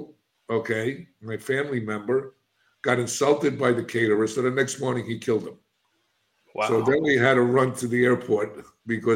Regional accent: New York City, New York, United States; moved away as an adult; now in Florida, United States; I'm a kid from the South Bronx. I'm an inner city kid.

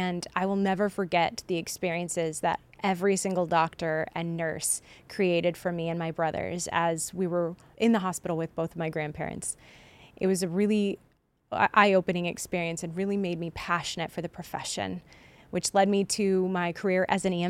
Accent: Champaign, Illinois, United States; Champaign, Illinois, which is my hometown

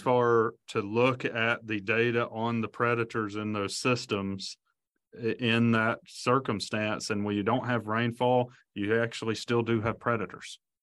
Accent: Alabama, United States; I grew up in Alabama

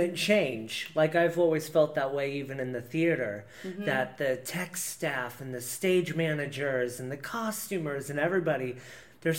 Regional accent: Decatur, Indiana, United States; I grew up in Decatur, Indiana

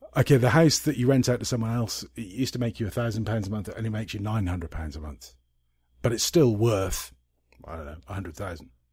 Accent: Scotland, United Kingdom; I'm a Scot

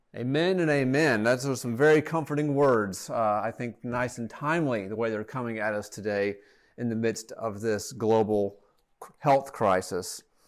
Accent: Atlanta, Georgia, United States; also born or lived in Rome, Georgia; return to Atlanta, my hometown, with my family

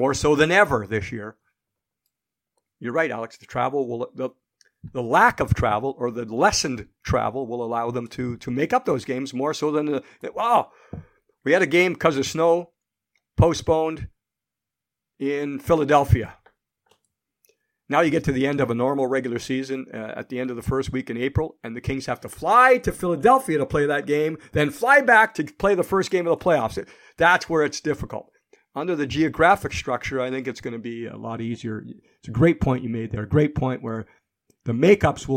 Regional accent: Canada; now in United States; I have roots in Canada. I'm Canadian still

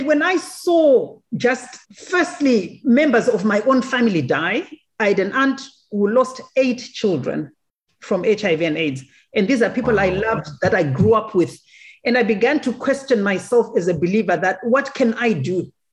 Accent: Zimbabwe; I am a Zimbabwean, born in Zimbabwe

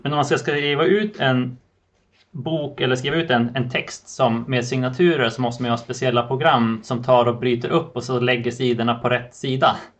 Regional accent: Sweden; moved away; i fjällen i min hemby där jag är uppvuxen

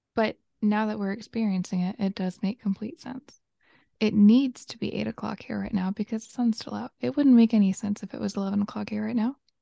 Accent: Georgia, United States; accent: southern twang

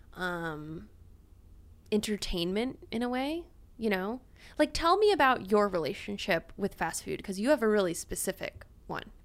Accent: Louisiana, United States; I'm from Louisiana

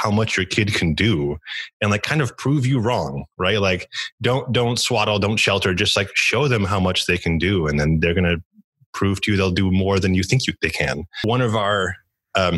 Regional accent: Chicago, Illinois, United States; also born or lived in Poland / Montreal / New York City / Japan; I grew up in and around Chicago, although I was born out of the country in Poland.

